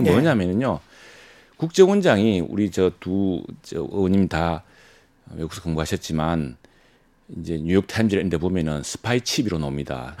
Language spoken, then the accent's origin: Korean; Masan, South Gyeongsang, South Korea; 제 고향인 마산 하포에는